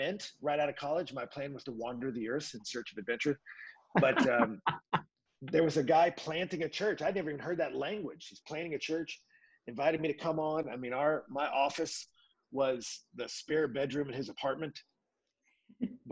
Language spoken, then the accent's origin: English; Houston, Texas, United States; moved away as an adult; now in Washington D.C., United States; I'm a Texan, man, born and raised, grew up in Houston.